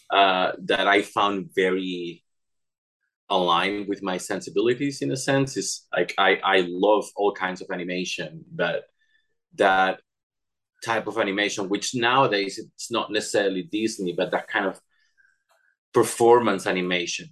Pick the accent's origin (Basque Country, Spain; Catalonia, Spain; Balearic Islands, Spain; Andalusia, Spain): Catalonia, Spain; Barcelona; English is a second language; moved away as an adult; also born or lived in Cadiz, Spain / Madrid, Spain; growing up in Barcelona